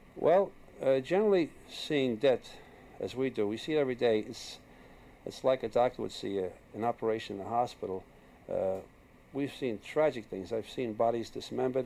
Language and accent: English; New York, United States; I was born in New York and uh, I was born in the streets. I was born in an Irish neighborhood